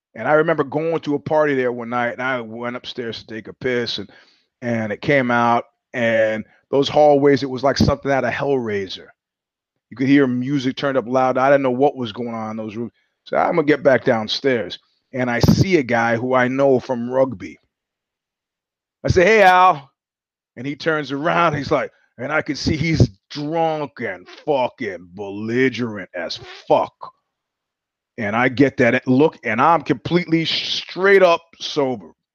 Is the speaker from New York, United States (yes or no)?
yes; New York, United States; moved away; also born or lived in California; I'm from New York